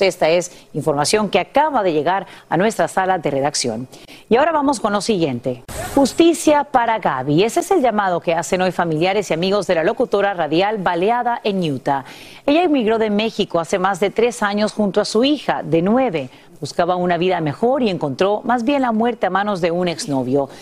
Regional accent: Honduras; now in California, United States; creciendo en Honduras

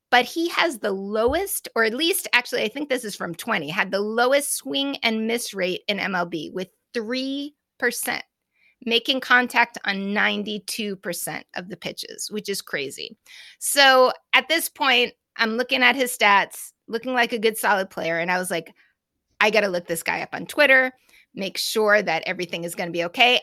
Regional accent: Massachusetts, United States; I'm from Massachusetts

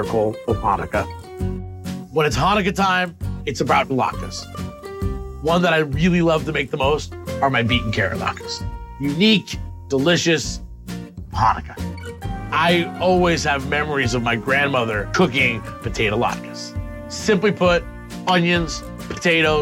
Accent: outside of Boston, Massachusetts, United States; I grew up outside of Boston, Mass

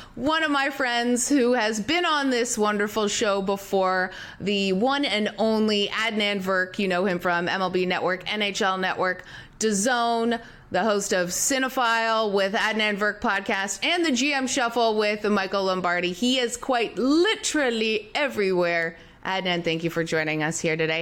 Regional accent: Canada; we're Canadian

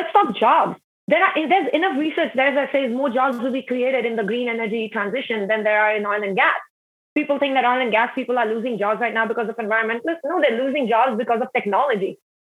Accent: Himalayas, India; So I grew up in the Indian Himalayas, and my dad was a military officer, so we actually like traveled all the time and moved cities. But my family home in the Himalayas is kind of my only stability.

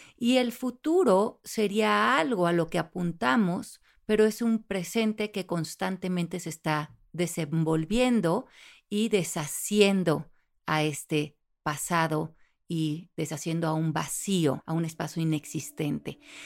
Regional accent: Mexico; now in United States; como soy latina no puedo, como soy mexicana no puedo

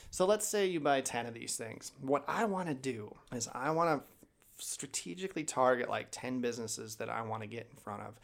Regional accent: Chicago, Illinois, United States; also born or lived in Pullman, Washington; now in Idaho, United States; I'm from Chicago originally

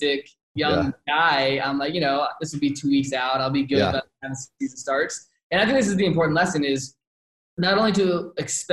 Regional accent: outside of Richmond, Virginia, United States; moved away as an adult; also born or lived in Phoenix, Arizona; now in Scottsdale, United States; I'm born and raised outside of Richmond

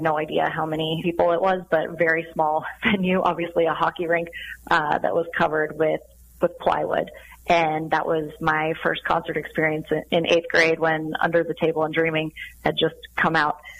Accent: Sun Valley, Idaho, United States; I grew up in Sun Valley, Idaho

